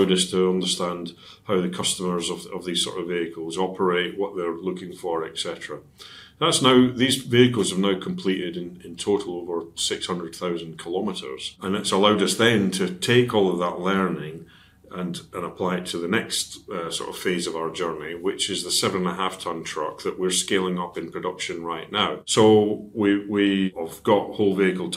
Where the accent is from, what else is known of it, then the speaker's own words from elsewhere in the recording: Dundee, Scotland, United Kingdom; now in Cheshire, United Kingdom; my hometown team is Dundee United